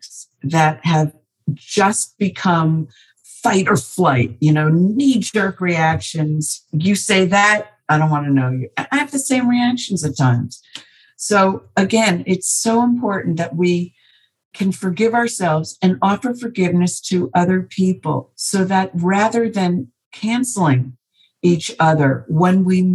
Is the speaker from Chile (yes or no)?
no; New Jersey, United States; I was born in New Jersey